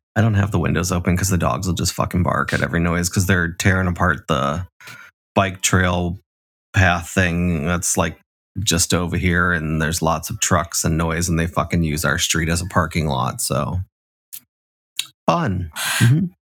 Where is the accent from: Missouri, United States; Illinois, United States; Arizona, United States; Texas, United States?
Illinois, United States; Chicago; I'm from Chicago, the South Side